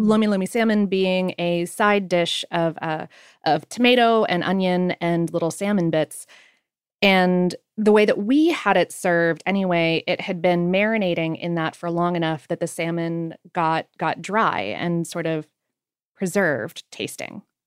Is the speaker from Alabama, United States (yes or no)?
no; South Florida, United States; now in Atlanta, United States; Growing up in South Florida